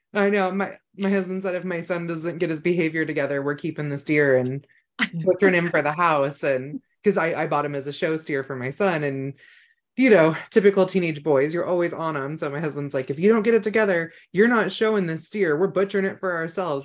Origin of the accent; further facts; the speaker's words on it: Emerald Triangle, California, United States; I grew up in the Emerald Triangle